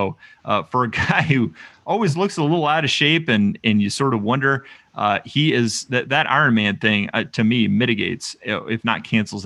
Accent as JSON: {"language": "English", "country": "United States", "said": "as an American"}